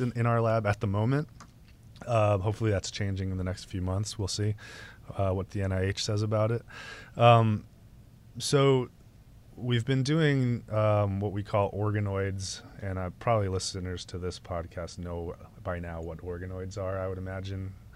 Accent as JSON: {"language": "English", "region": "New England", "country": "United States", "tie": "born or raised there", "moved": "yes", "said": "growing up in New England"}